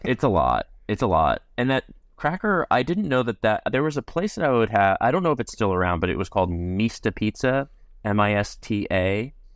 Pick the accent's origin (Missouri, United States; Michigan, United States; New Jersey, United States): New Jersey, United States; moved away as an adult; also born or lived in Virginia; I grew up in Jersey